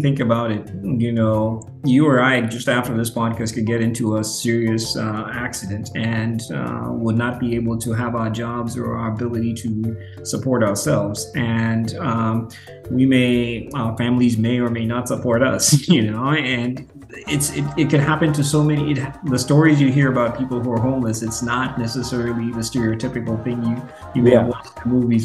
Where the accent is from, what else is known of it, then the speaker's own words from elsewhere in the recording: Western Kenya, Kenya; moved away as an adult; also born or lived in St. Louis, Missouri / Indianapolis / Albuquerque, New Mexico; now in Seattle, United States; I'm from Western.